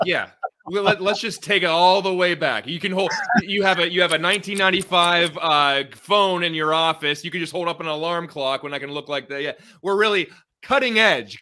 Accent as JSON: {"language": "English", "region": "Central Pennsylvania", "country": "United States", "said": "I'm from Central Pennsylvania"}